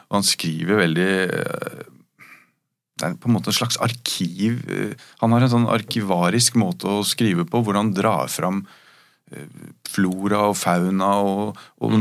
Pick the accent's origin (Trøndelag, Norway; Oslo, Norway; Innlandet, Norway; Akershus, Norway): Akershus, Norway; Rykkinn; jeg vokste opp på Rykken